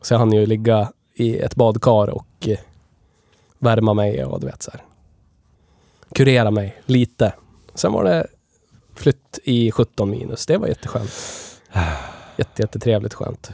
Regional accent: Gävle, Gävleborg County, Sweden; vi är ju från Gävle, vi spelar in det här i Gävle

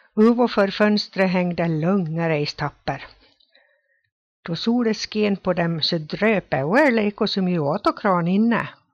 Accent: Ore, Dalarna County, Sweden; Själv kommer jag från Ore som ligger i Rättviks kommun.

